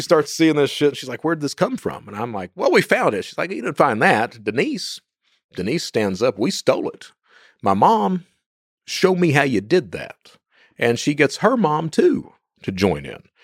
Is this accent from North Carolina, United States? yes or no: no; Eastern Kentucky, United States; I'm from Eastern Kentucky